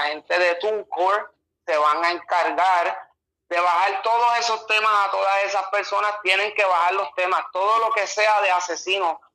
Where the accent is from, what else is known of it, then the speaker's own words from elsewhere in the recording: Las Piedras, Puerto Rico; also born or lived in Humacao, Puerto Rico; soy del pueblo de Las Piedras, del barrio Boquerón, nacido en Humacao